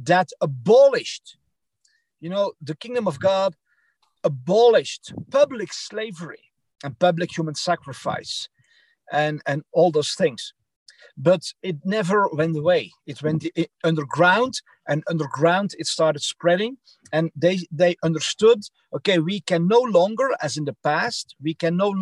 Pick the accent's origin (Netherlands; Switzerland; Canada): Netherlands; English is a second language; moved away as an adult; also born or lived in Belgium; now in United States; I'm from the Netherlands and Belgium